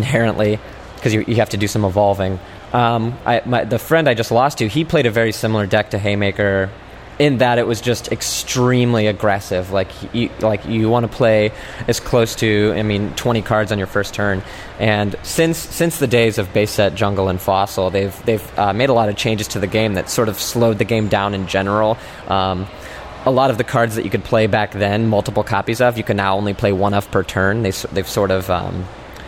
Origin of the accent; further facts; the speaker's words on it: Indianapolis, Indiana, United States; I'm from Indianapolis, Indiana